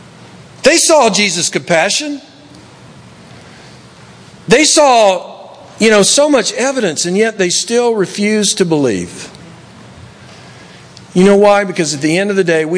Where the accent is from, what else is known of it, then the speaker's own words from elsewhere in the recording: Tennessee, United States; now in Los Angeles, United States; When I grew up in Tennessee